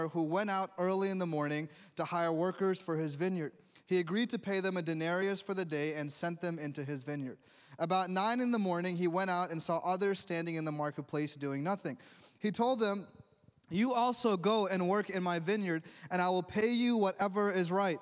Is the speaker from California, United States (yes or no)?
no; New York, United States; growing up in New York